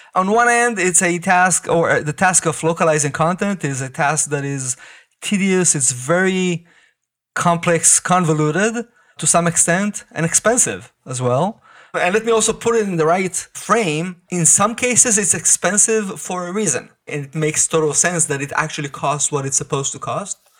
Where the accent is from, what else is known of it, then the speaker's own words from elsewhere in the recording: Israel; I grew up in Israel